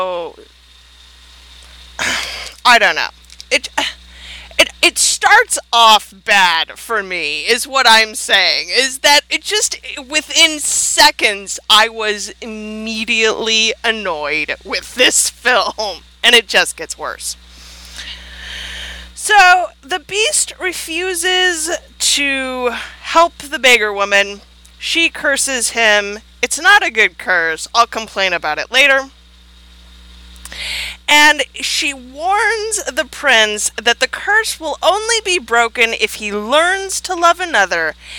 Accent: United States; I'm American

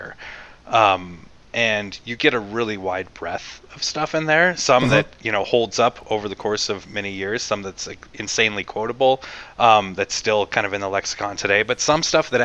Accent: Colorado, United States; I grew up in Colorado

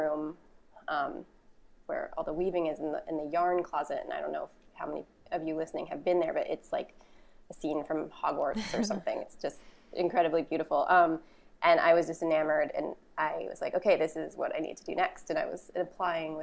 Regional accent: Boston, Massachusetts, United States; I was born and raised in Boston, and I was in the Boston public school system all throughout high school

